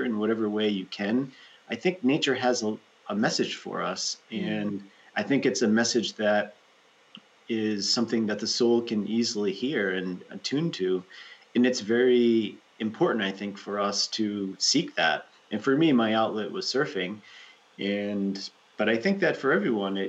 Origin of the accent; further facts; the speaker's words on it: Rhode Island, United States; moved away as an adult; also born or lived in New York City, United States; now in Ananda Village, United States; where I grew up in Rhode Island, there's really good surf in Rhode Island